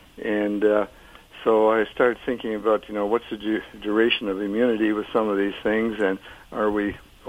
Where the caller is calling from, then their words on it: Sarasota, Florida, United States; Sarasota, Florida.